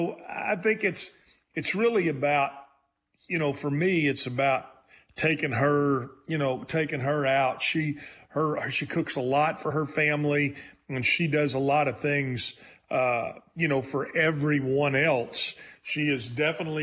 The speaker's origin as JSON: {"language": "English", "region": "Texas", "country": "United States", "said": "I'm from Texas, where you pronounce the S"}